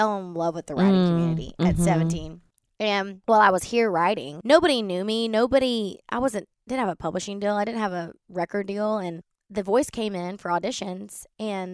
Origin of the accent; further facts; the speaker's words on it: Baytown, Texas, United States; So I grew up in Baytown, which is outside of Houston.